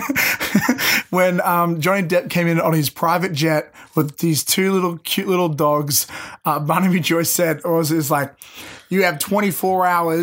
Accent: Sydney, New South Wales, Australia; we're from Western Sydney. We're like the Detroit of Australia.

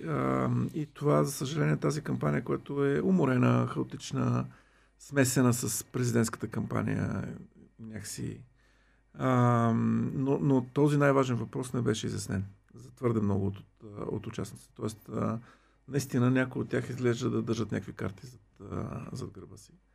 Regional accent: Bulgaria

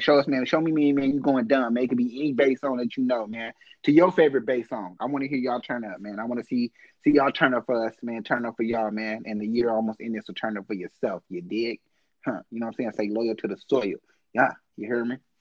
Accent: Oakland, California, United States; I'm from East Oakland

